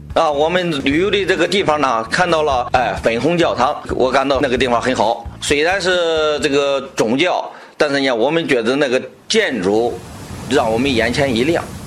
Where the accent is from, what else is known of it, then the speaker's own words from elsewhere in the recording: Yanzhou, Shandong, China; 我来自山东兖州